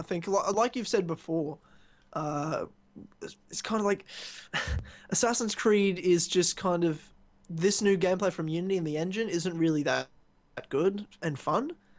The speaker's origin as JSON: {"language": "English", "town": "Ballarat", "region": "Victoria", "country": "Australia", "lives_now": "Brisbane, Australia", "said": "before I even lived in Brisbane, I was from Ballarat, which is in Victoria near Melbourne."}